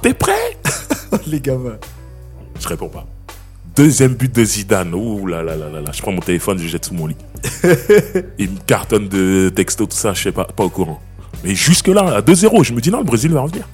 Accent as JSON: {"language": "French", "town": "Sarcelles", "region": "Île-de-France", "country": "France", "tie": "born or raised there", "said": "je suis né dans cette ville, je suis né à Sarcelles."}